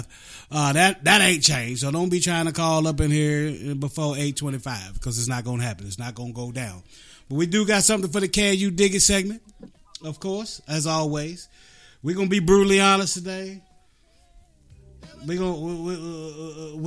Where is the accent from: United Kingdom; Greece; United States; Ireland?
United States; Appalachia, West Virginia; I come from Appalachia. Yeah. straight out of the mountains